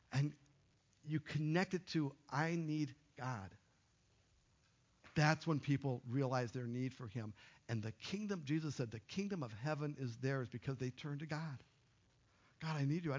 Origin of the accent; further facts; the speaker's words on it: Duluth, Minnesota, United States; moved away; I moved away from Duluth. Right, from my high school